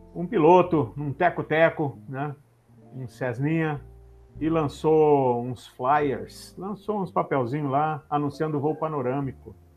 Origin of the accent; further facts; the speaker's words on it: Venâncio Aires, Rio Grande do Sul, Brazil; moved away; sou natural de Venâncio Aires, no Rio Grande do Sul